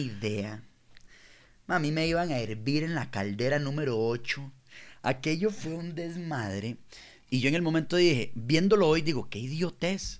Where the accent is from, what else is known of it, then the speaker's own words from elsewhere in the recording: La Liga, Guanacaste, Costa Rica; now in Santa Ana, Costa Rica; yo soy de la Liga, de Guanacaste, pero vivo en Santana.